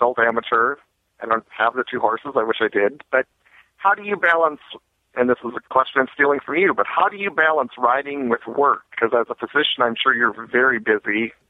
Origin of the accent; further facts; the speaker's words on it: South Dakota, United States; moved away as an adult; now in Minnesota, United States; I grew up in South Dakota, where dressage wasn't really very big